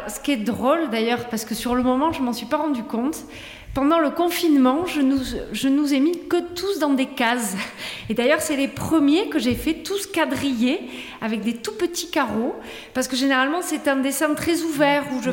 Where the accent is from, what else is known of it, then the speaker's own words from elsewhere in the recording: Toulouse, Occitania, France; moved away as an adult; now in Tarbes, France; je suis native de Toulouse, mais Tarbes de cœur où je vis à Tarbes